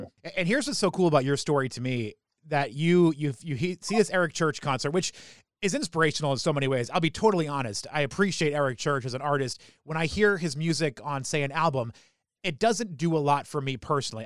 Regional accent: New England, United States; I grew up in New England

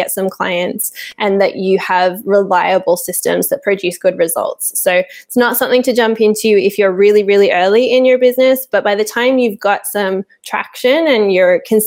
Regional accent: Sydney, New South Wales, Australia; now in Portugal; I was born and raised in Sydney in Australia

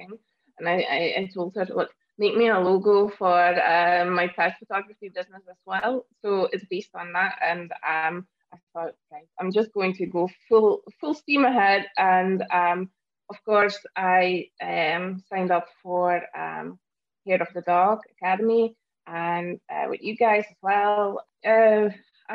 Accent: Belgium; moved away as an adult; now in Scotland, United Kingdom; I'm originally from Belgium and I moved to Scotland in 2011.

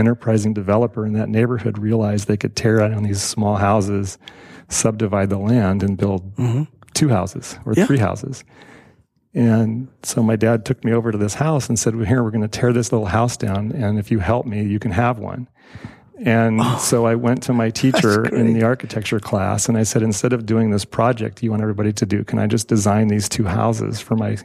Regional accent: Carmel, California, United States; I grew up in Carmel

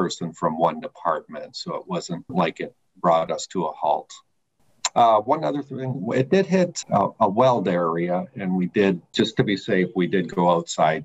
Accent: Eastern Canada, Canada; now in United States; I'm originally from Eastern Canada and been in the States since 1997.

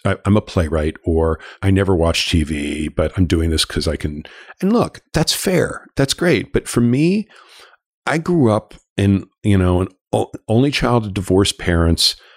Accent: Los Angeles, California, United States; moved away as an adult; I grew up in Los Angeles. I'm, I'm a, I'm a, I'm a native but a prodigal son who moved back here

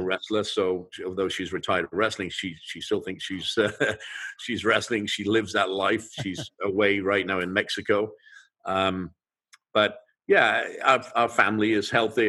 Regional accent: England, United Kingdom; moved away; I grew up in England and we would eat fish and chips

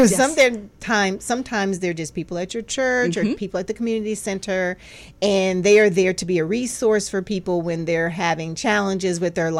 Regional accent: North Carolina, United States; moved away; I grew up in North Carolina mm-hmm. and I love growing up in North Carolina

